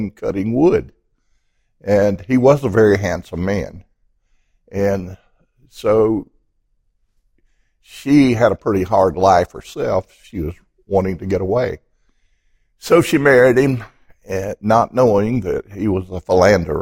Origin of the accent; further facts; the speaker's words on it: Piedmont, Alabama, United States; From the little town of Piedmont, Alabama. About 5,000 people. And it's surrounded by what we call in Piedmont mountains. And it is a beautiful place on the earth. And I grew up there